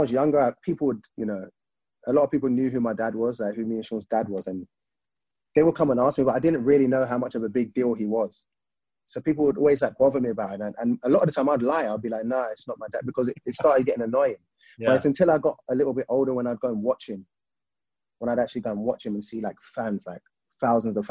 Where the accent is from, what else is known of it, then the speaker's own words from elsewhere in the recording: London, United Kingdom; moved away as an adult; Yeah, I'm from Lewisham Borough, but I'm from a place called Turnham. It's in Broccoli, southeast London